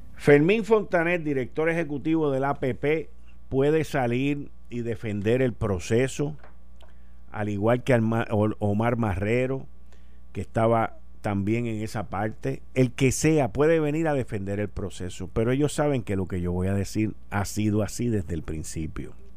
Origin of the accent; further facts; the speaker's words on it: Puerto Rico; nosotros siendo una colonia de los Estados Unidos